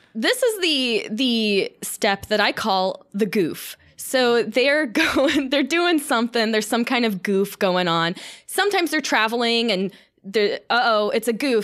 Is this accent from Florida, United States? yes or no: yes; Florida, United States; I'm from Florida, so I did a lot of night beaching